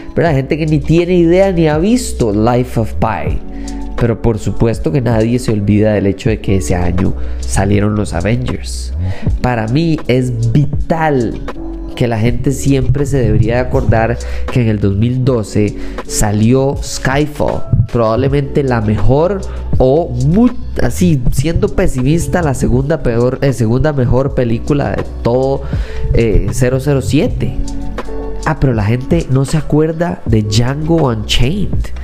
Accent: Costa Rica; soy tico

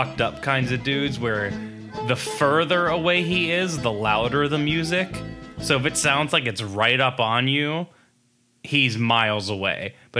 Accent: New Jersey, United States

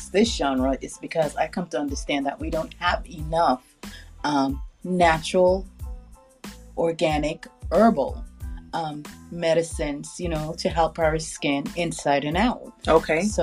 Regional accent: Jamaica; also born or lived in United Kingdom; now in United States; Well, I am originally from Jamaica.

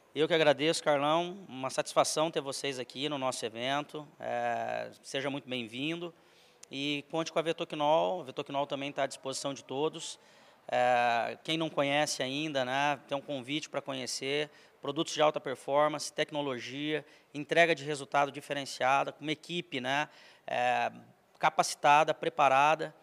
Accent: Maringá, Paraná, Brazil; moved away as an adult; also born or lived in Santa Catarina; eu sou nascido e criado em Maringá, fica no norte do Paraná

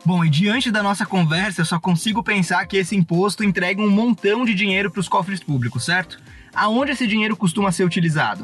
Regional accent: Rio do Sul, Santa Catarina, Brazil; moved away; Rio do Sul, a cidade da onde a Kate está falando, é a cidade de onde eu vim

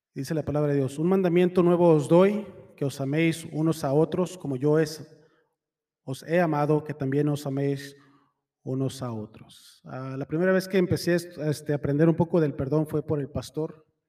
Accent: Mexico; Soy mexicano

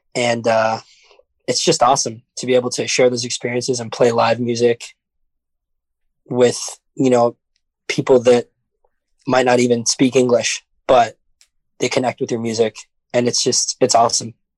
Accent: New York City, New York, United States; I'm from the city. I'm from Brooklyn

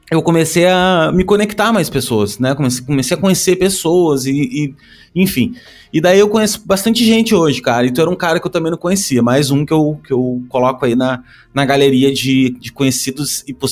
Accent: Canoas, Rio Grande do Sul, Brazil; also born or lived in Porto Alegre; É, eu nasci em Porto Alegre uh, e morei em Canoas, né? Que é a nossa querida cidade vizinha aí durante, porra, a minha vida toda quase, né?

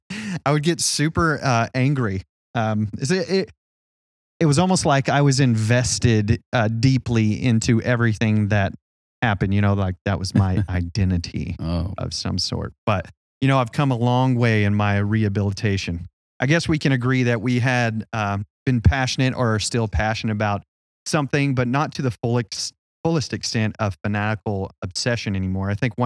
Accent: Oklahoma, United States; But yes, I am from Oklahoma originally.

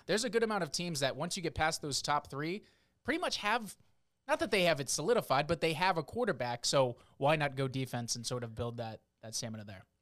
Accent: South Florida, United States; moved away as an adult; also born or lived in New Hampshire / Boston / the South; now in Harrisburg, United States; family is from the Northeast area, New Hampshire and Boston, but I grew up in South Florida

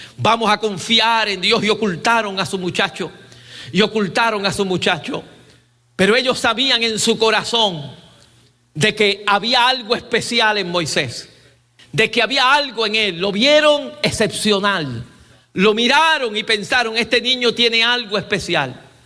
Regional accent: Puerto Rico; now in Columbia, United States; mi país

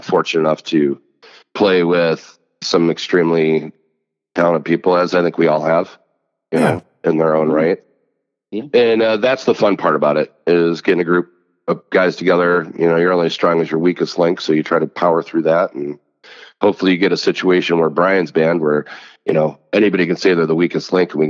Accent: Princeton, Illinois, United States; I'm from Princeton, Illinois. Okay. Born and raised

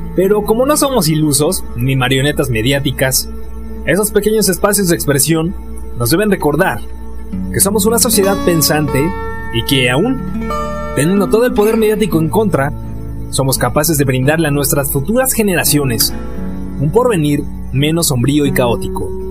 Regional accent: Mexico; revalorarnos como mexicanos

